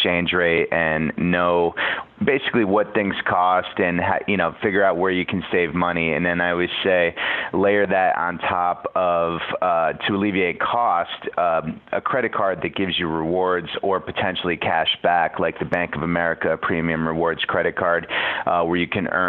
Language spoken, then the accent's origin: English; Connecticut, United States; I grew up in Connecticut, and we grew up going to the Jersey Shore